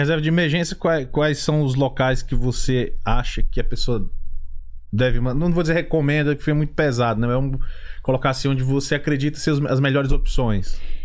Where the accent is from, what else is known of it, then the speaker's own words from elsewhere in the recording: Luziânia, Goiás, Brazil; moved away; also born or lived in Gama, Federal District; a minha, minha criação foi toda nos arredores ali na é, Lusiânia